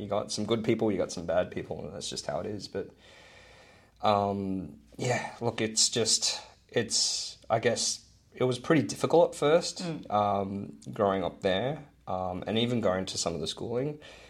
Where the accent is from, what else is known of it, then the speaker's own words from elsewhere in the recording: Hong Kong; But these days it's like, I'm just Chinese. Yeah. Like, even though I'm honky